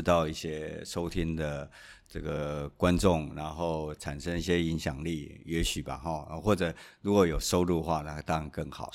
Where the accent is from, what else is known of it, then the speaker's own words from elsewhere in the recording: Taiwan; 我们台湾人